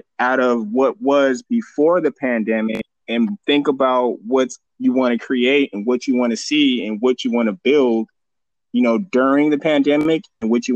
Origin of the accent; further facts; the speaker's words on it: the High Desert, California, United States; also born or lived in Fontana, California; I moved from Fontana in the middle of second grade to the high desert